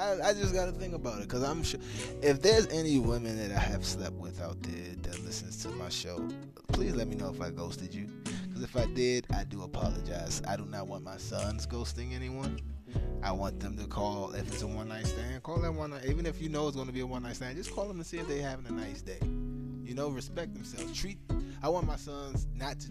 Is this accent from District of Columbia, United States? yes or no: yes; Washington, District of Columbia, United States; moved away; I'm imported. I'm from Washington, D.C., the DMV, the home of Mambo Sauce and Go-Go.